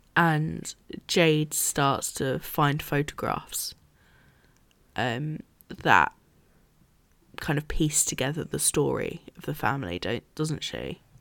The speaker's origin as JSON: {"language": "English", "country": "United Kingdom", "said": "as a British person"}